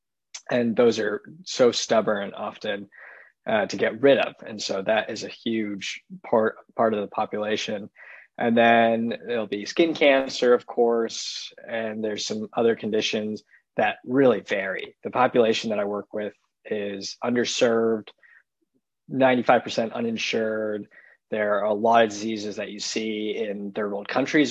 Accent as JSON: {"language": "English", "town": "San Francisco", "region": "California", "country": "United States", "tie": "born or raised there", "also_born_or_lived": "Los Angeles / East Coast", "moved": "as an adult", "lives_now": "Chicago, United States", "said": "And so I grew up in California, grew up in San Francisco, went to school in LA, and then went out to the East Coast for medical school. And then now I'm in Chicago."}